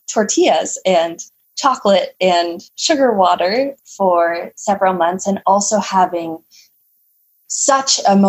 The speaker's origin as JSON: {"language": "English", "country": "Canada", "said": "I'm from Canada, so it's it can be quite chilly here."}